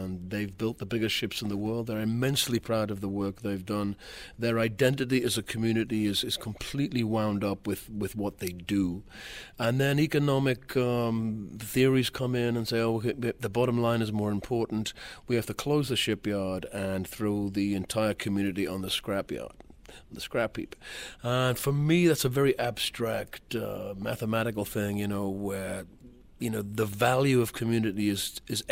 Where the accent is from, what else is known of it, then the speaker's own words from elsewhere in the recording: Wallsend, North East England, United Kingdom; moved away; my hometown